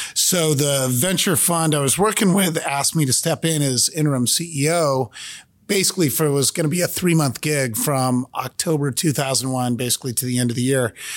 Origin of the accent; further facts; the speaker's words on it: Cupertino, California, United States; born and raised in Cupertino, California.